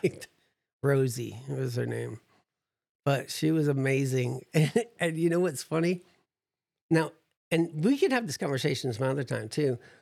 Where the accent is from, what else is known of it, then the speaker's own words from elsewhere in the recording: New Jersey, United States; I'm from New Jersey, so I'm a pessimist